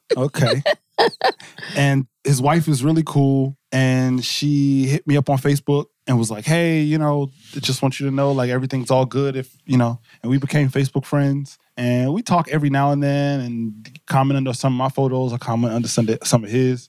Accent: New Jersey, United States; I'm from Jersey

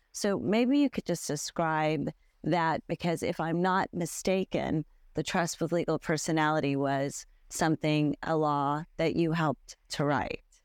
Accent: United States; as an American lawyer

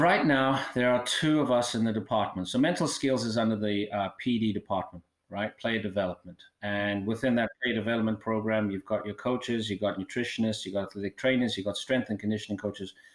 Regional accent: South Africa; moved away; I originally uh, born and raised in South Africa

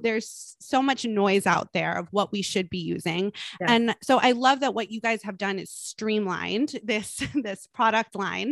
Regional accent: Los Angeles, California, United States; I grew up actually in West LA.

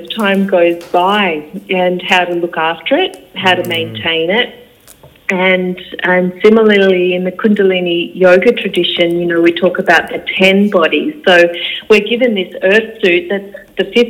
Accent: Sunshine Coast, Queensland, Australia; I was born on the Sunshine Coast in Queensland, and my parents had 8 children all together

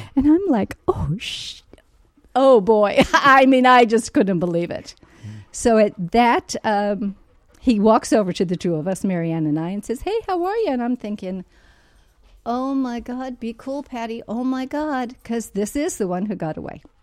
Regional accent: San Francisco, California, United States; I'm originally from San Francisco

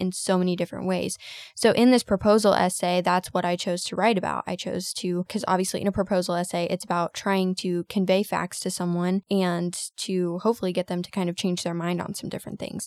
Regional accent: United States

